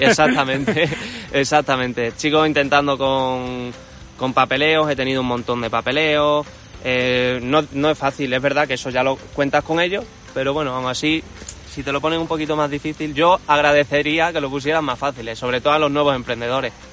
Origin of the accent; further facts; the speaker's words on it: Cáceres, Extremadura, Spain; yo soy cacereño de toda la vida y me gusta mucho mi ciudad